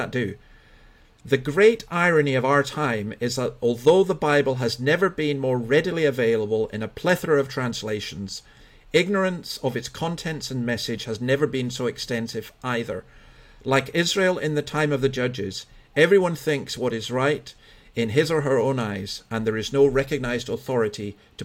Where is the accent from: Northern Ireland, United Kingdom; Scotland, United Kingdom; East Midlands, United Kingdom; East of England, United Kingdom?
Scotland, United Kingdom; as a Scotsman